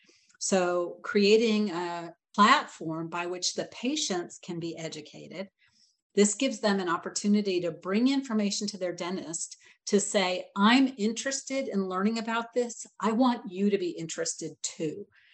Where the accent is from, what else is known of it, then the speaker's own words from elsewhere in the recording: Atlanta, Georgia, United States; But I'm from Atlanta.